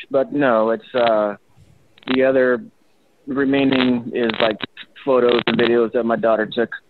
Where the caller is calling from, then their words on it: Texas, United States; from South Texas.